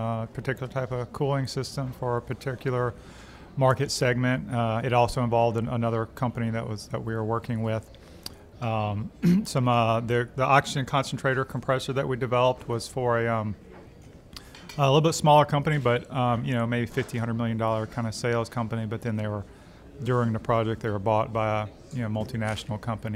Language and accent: English; Alexandria, Louisiana, United States; moved away as an adult; also born or lived in Arkansas / Indiana; now in Baton Rouge, United States; I'm from Louisiana, Alexandria originally